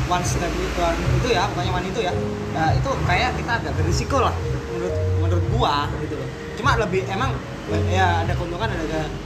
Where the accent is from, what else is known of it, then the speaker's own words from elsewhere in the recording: Java, Indonesia; aku kan orang Jawa terakhir di Jawa jadi bahasa Inggris gua agak-agak ini